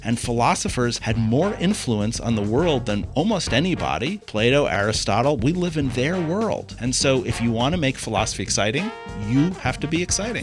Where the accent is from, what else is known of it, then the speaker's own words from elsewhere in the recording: New York City, New York, United States; moved away as an adult; now in North Dakota, United States; I was born and raised in Manhattan on the edge of a neighborhood that most people would know as Spanish Harlem. I ended up in North Dakota because they offered me a job